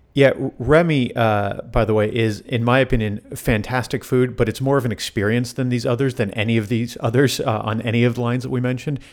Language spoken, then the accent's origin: English; South Florida, United States; I grew up in South Florida